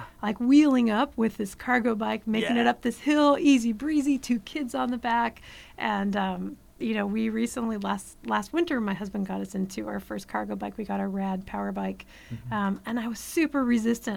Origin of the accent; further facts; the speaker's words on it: Central Valley, California, United States; now in Los Angeles, United States; I grew up in the Central Valley, so I'm not originally from Los Angeles